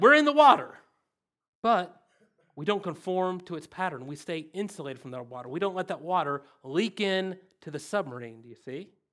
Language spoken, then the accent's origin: English; the South, United States; accent: redneck; English is my second language. Redneck is my first language